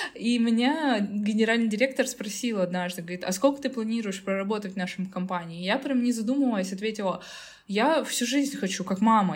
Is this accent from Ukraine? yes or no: no; Tyumen, Tyumen Oblast, Russia; прекрасно жить в своей Тюмени, я из Тюмени.